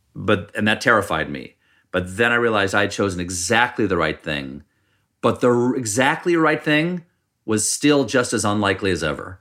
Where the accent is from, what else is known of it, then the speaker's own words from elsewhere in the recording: Charleston, South Carolina, United States; moved away; also born or lived in Washington D.C.; I was born in Washington D.C., but I really only remember South Carolina because I moved there when I was four.